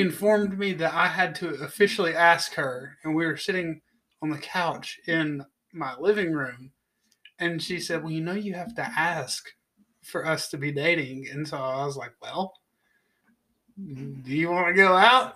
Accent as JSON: {"language": "English", "town": "Knoxville", "region": "Tennessee", "country": "United States", "tie": "born or raised there", "said": "I was, uh, born and raised in Knoxville, Tennessee"}